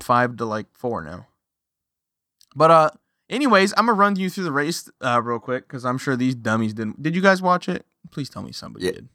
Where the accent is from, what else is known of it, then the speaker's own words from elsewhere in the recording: Canada; I'm from Canada.